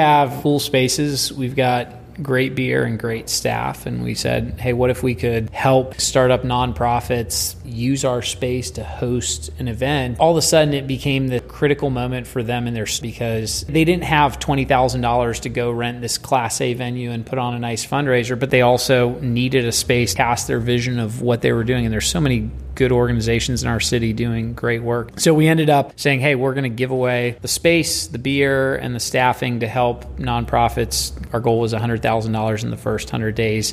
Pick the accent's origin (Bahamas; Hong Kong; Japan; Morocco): Japan; moved away; I grew up in Japan